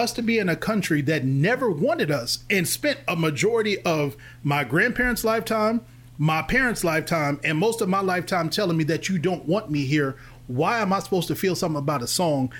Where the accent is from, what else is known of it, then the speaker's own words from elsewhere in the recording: Louisville, Kentucky, United States; I'm originally from Louisville, Kentucky. You can tell I'm from Louisville because I say Louisville.